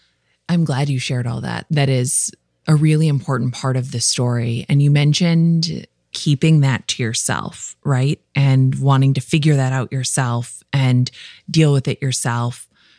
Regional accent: Midwest, United States; I'm from the Midwest. We love talking about weather, okay?

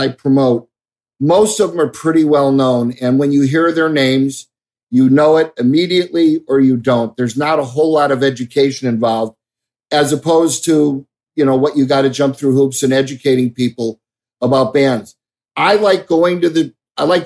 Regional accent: Chicago, Illinois, United States; moved away as an adult; also born or lived in Phoenix; growing up in Chicago in the late 60s, early 70s

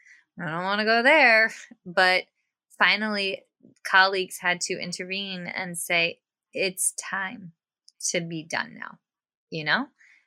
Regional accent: White Oak, Virginia, United States; I'm from White Oak, Virginia.

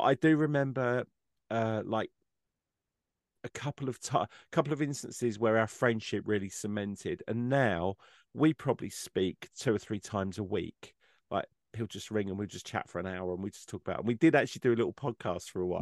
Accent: England, United Kingdom; I'm an English person

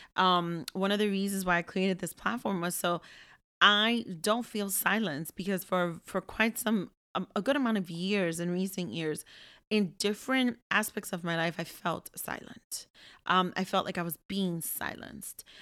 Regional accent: Ambato, Tungurahua, Ecuador; moved away; I'm from Ambato

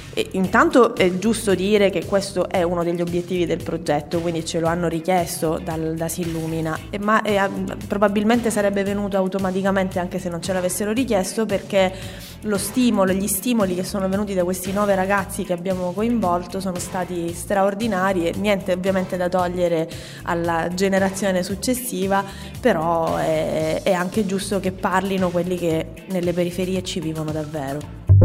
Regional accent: Messina, Sicily, Italy; io vengo dall'Annunziata e giocavo nel quartiere del condominio X

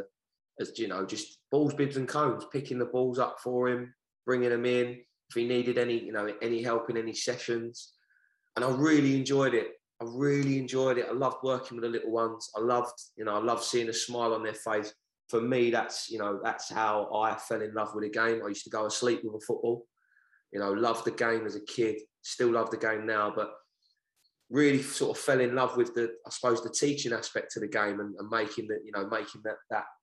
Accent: London, United Kingdom; moved away as an adult; now in Hartford, United States; I'm from the Downham estate

